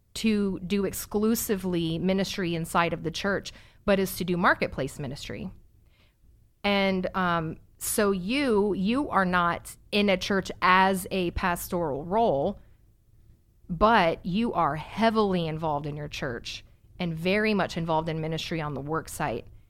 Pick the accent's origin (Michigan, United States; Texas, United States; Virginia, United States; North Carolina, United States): Virginia, United States; Virginia Beach; We grew up in Virginia Beach.